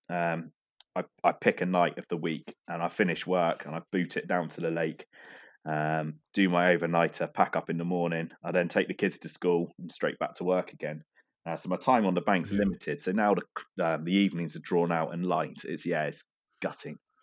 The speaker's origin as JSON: {"language": "English", "area": "Cornwall", "region": "South West England", "country": "United Kingdom", "tie": "born or raised there", "said": "my fishing background is yeah growing up in Cornwall"}